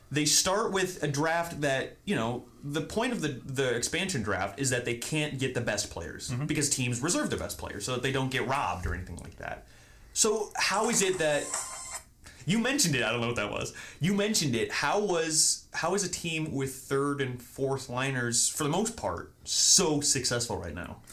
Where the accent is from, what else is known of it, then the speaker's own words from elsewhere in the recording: Indianapolis, Indiana, United States; also born or lived in Berwyn, Illinois; I was born in Berwyn, mm-hmm. real close to Chicago, and then I was raised pretty much exclusively in Indianapolis